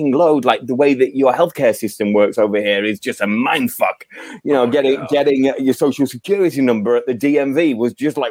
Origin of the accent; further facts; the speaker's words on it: Yorkshire and the Humber, United Kingdom; moved away as an adult; also born or lived in London / Australia; now in United States; I was from Yorkshire, and I actually had a massive Yorkshire chip on my shoulder when I was a kid. I was born and raised there